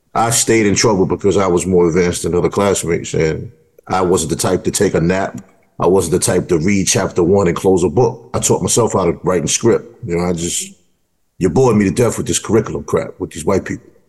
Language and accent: English; New York City, New York, United States; I grew up in New York City where every household knew who had whose child